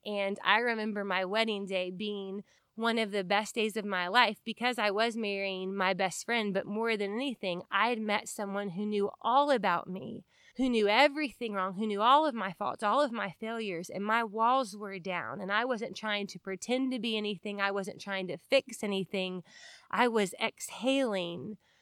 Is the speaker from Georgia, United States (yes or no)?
yes; Marietta, Georgia, United States; I grew up in Marietta, Georgia, in a Christian home